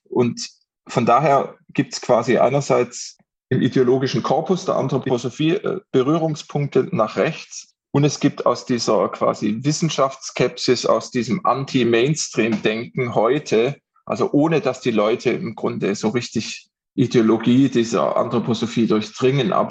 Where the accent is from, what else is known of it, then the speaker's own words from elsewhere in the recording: Crailsheim, Baden-Württemberg, Germany; Also auch in meiner Kleinstadt gibt es inzwischen eine Waldorfschule, wo ich herkomme, in Kreilsheim. Äh, das ist eine 20.000, 30.000 Einwohnerstadt.